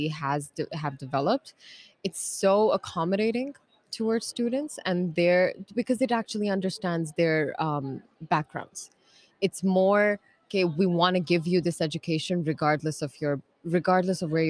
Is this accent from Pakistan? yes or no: yes; Pakistan; now in Qatar; So I am from Pakistan, but I've been living in Qatar for the past like 8 years.